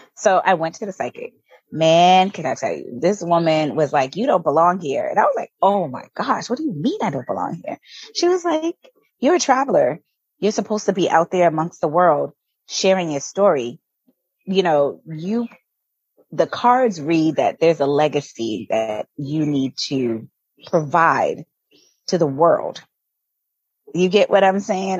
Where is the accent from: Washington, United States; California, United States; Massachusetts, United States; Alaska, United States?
Massachusetts, United States; Boston; moved away as an adult; also born or lived in Virginia; now in Tulum, Mexico; So I'm originally from Boston, Massachusetts, born and raised